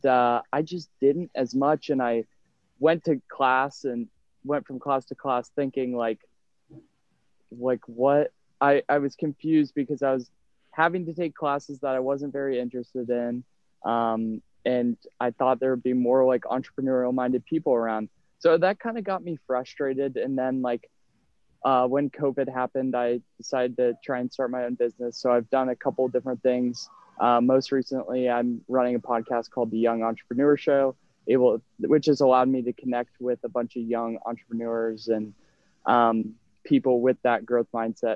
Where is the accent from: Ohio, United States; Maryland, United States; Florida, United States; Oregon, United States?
Ohio, United States; Columbus; moved away as an adult; also born or lived in Upper Arlington, Ohio; I grew up in Columbus, Ohio